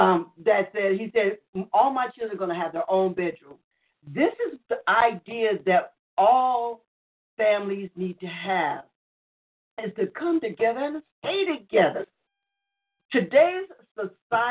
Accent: New York, United States; I grew up in New York. I was born and raised in New York

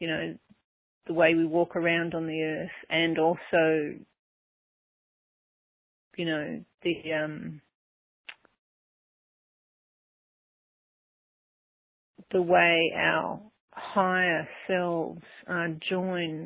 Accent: Melbourne, Victoria, Australia; now in Byron Bay, Australia; I'm actually from Melbourne, but at the moment I live near the easternmost tip, Byron Bay, halfway up the country

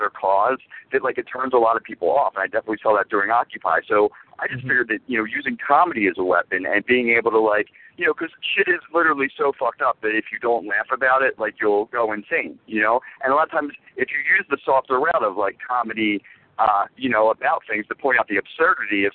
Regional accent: Philadelphia, Pennsylvania, United States; I'm from Philadelphia originally

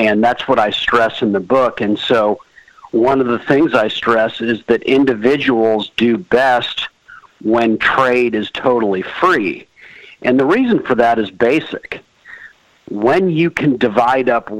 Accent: Los Angeles, California, United States; now in Washington D.C., United States; I grew up in Los Angeles, California

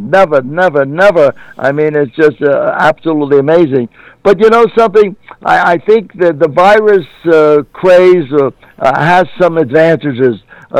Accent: New York City, New York, United States; growing up in New York City, I remember when I was 8 or 9, 10 years old, I used to listen to CBS radio religiously

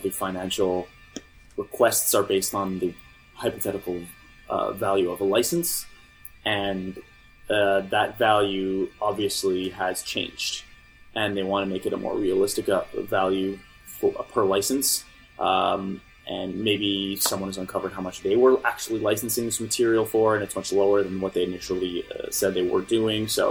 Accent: Canada; I'm Canadian.

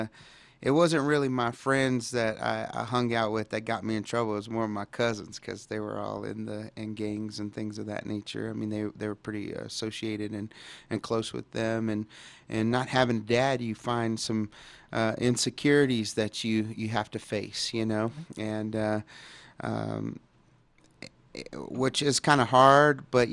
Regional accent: Dallas, Texas, United States; I grew up in Dallas, Texas, and in a pretty, bad neighborhood at the time, and It was Oak Cliff

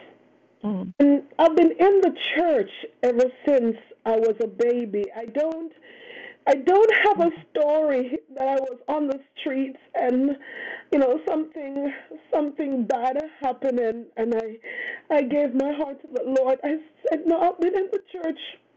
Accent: Canada; for us Canadians, you know, plus two is not that bad. we're used to, you know, minus 30.

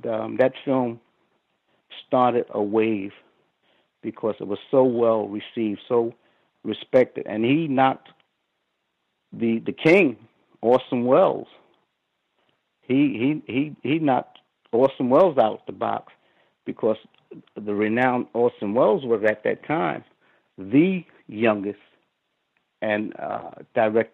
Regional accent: New York City, New York, United States; I grew up in New York, and the tough areas when I grew up were Brownsville. I grew up in Brownsville

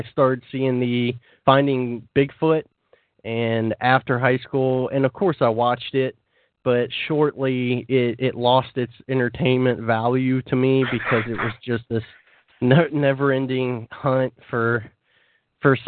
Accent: Missouri, United States; Growing up in the South, or in Missouri, if you consider that the South, I do.

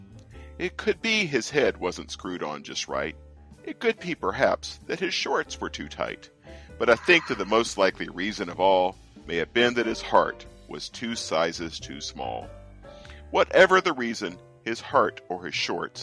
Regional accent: the South, United States; also born or lived in Delaware / Pennsylvania; now in mid-Atlantic, United States; I grew up in the South

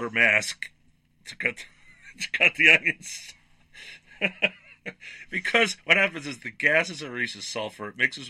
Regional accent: New York, United States; moved away as an adult; I grew up in New York at a time where food was at its peak

